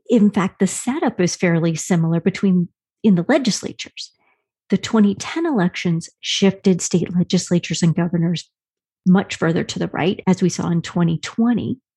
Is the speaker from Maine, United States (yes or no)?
no; Wyoming, United States; my home state, Wyoming.